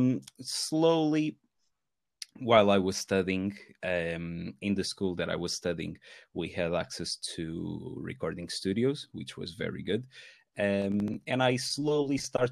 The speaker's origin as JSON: {"language": "English", "country": "Portugal", "moved": "as an adult", "lives_now": "Manchester, United Kingdom", "said": "I am originally from Portugal, and I used to in Portugal I used to play in a few metal bands"}